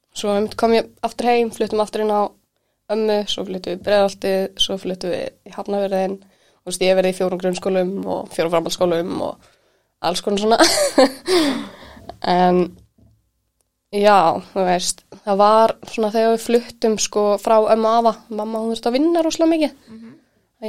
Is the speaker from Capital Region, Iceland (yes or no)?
yes; Kópavogur, Capital Region, Iceland; ég elst upp í Kóboi